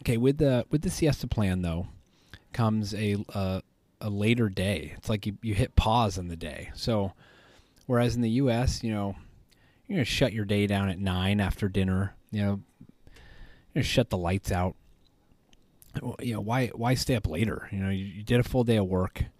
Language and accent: English; United States; as an American.